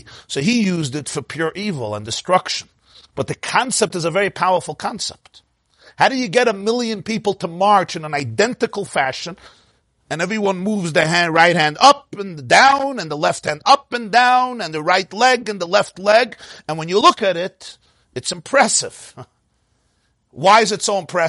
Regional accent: New York City, New York, United States; I'm from Brooklyn

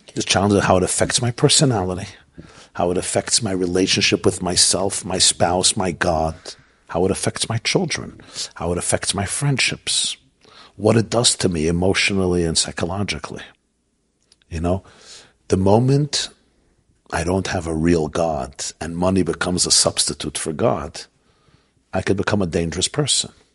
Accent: Brooklyn, New York, United States; I grew up in Brooklyn at the feet of the Lubavitcher Rebbe

